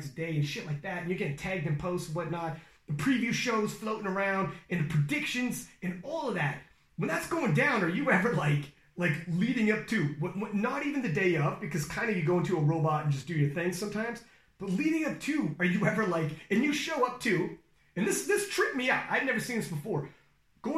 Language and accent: English; Canada; I'm Canadian